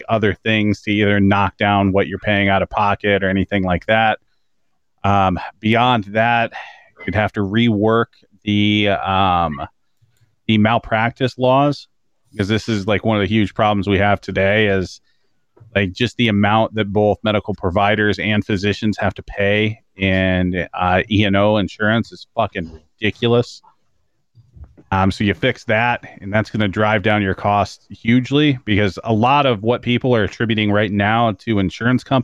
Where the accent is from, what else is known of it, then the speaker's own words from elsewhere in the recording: Canada; As a Canadian, yeah.